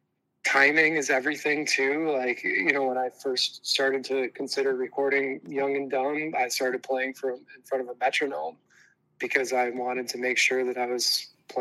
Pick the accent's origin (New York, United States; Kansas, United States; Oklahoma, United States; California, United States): New York, United States; Mexico; my hometown of Mexico